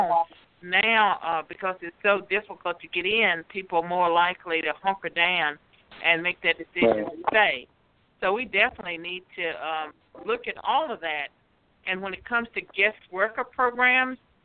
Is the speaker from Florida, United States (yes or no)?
no; Virginia, United States; also born or lived in Tennessee; now in Nashville, United States; I was born and raised in Virginia. I'm living in Tennessee now, but I've lived in other states.